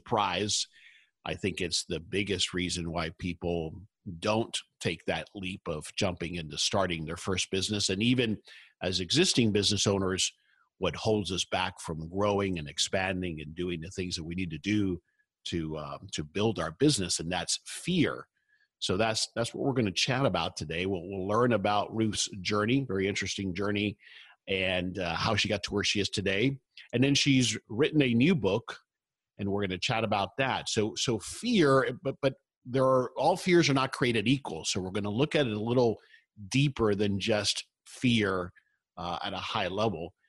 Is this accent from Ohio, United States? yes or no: no; South Florida, United States; I grew up in South Florida.